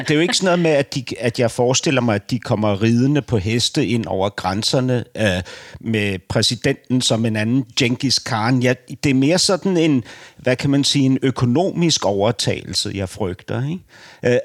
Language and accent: Danish; Denmark; jeg som dansker